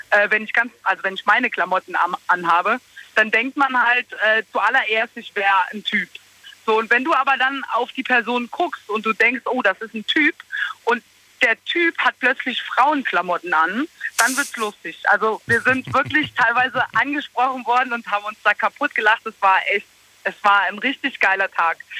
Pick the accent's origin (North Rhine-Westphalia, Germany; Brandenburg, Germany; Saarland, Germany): Saarland, Germany; Losheim am See; bei uns in Losheim am See